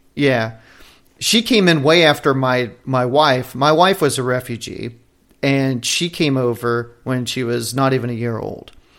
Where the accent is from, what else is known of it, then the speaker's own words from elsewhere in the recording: United States; as an American, for citizens here